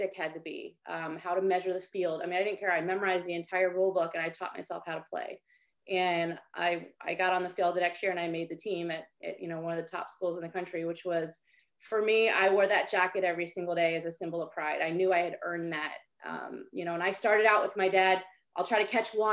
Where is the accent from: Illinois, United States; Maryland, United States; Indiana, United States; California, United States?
Maryland, United States; I grew up in Maryland, so everybody played lacrosse